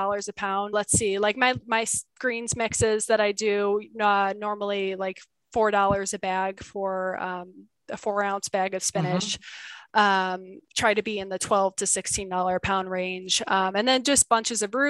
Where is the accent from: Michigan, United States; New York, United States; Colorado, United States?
New York, United States; Buffalo; now in Kingman, United States; I grew up in Buffalo, New York, where completely green, beautiful